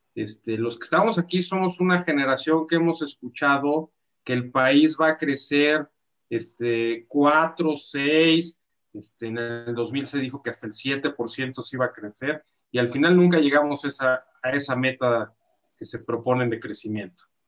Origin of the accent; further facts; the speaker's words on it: Mexico; somos mexicanos